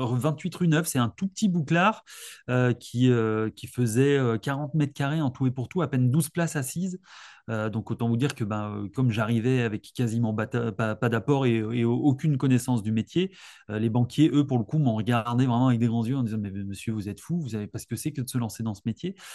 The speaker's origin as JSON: {"language": "French", "area": "Alsace", "region": "Grand Est", "country": "France", "tie": "born or raised there", "moved": "as an adult", "lives_now": "Lyon, France", "said": "je suis originaire d'Alsace. Je suis arrivé il y a 15 ans."}